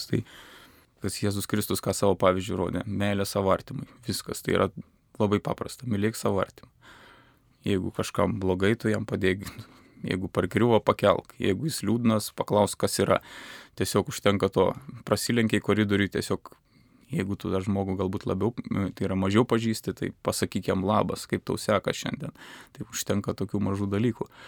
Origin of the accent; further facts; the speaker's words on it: Joniškis, Šiauliai County, Lithuania; Aš esu kilęs iš Joniškio, iš, iš Šiaurės Lietuvos, ten prie Latvijos sienos nedidelis visai miestelis, 8 ar 10 tūkstančių gyventojų, yra labai graži bažnyčia